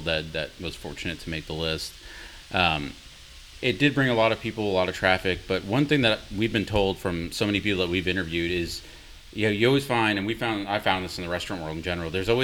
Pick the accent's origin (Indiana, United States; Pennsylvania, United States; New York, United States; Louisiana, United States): New York, United States; New York City; I'm from Brooklyn